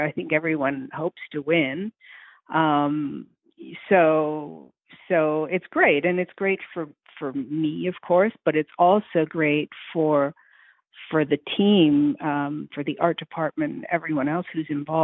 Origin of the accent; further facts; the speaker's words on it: Montreal, Quebec, Canada; I'm from Montreal